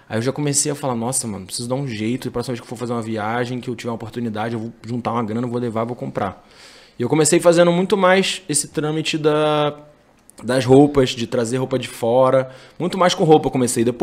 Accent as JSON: {"language": "Portuguese", "region": "Rio de Janeiro", "country": "Brazil", "tie": "born or raised there", "also_born_or_lived": "Campinas", "said": "Eu cresci no Rio até a quarta série, e aí a minha mãe foi embora do Brasil, foi morar na França."}